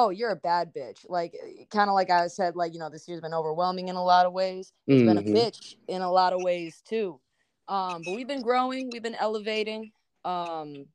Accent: Schaumburg, Illinois, United States; also born or lived in Los Angeles, California; now in Chicago, United States; I grew up in Schaumburg, just outside of it. Born in LA, but I moved out of there when I was about 4

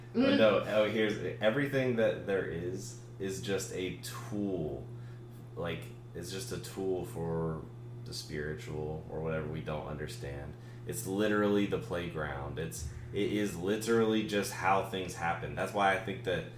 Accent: South Carolina, United States; I'm from South Carolina

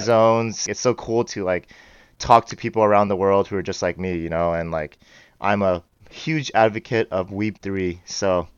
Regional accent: Bay Area, California, United States; I grew up in the Bay Area.

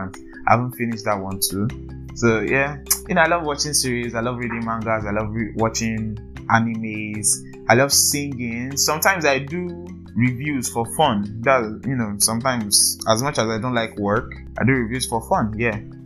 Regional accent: Ogun State, Nigeria; also born or lived in Lagos; I'm from Ogun State. Yes, Ogun State. I think I was born in Lagos.

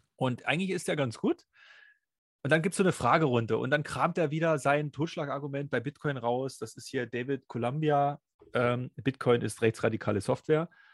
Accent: East Germany, Germany; Ich bin ja im Sozialismus groß geworden

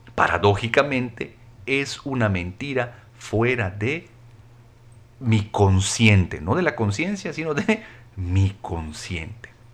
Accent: Mexico; soy mexicano y soy varón

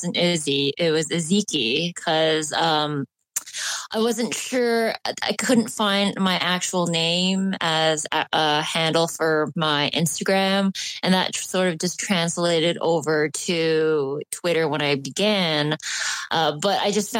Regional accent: Canada; now in England, United Kingdom; I'm located right now in England, the UK, but I'm originally from Canada

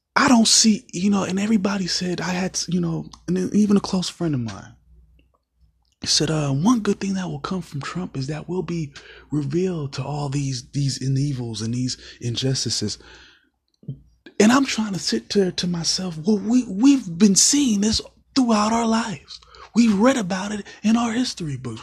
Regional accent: United States; as an American citizen

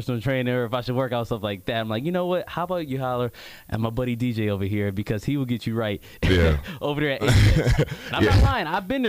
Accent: Michigan, United States; now in Tampa, United States; we probably the only two brothers from Michigan down here in Tampa, Florida

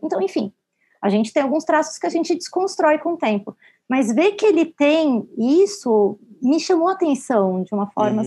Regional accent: Brazil; nós, como brasileiros

